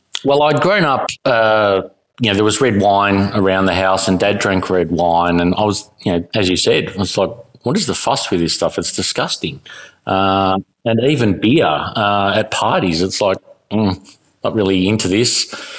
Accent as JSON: {"language": "English", "region": "South Australia", "country": "Australia", "tie": "born or raised there", "said": "Well, yeah, I grew up in South Australia, so Cooper's is kind of an iconic drink to have"}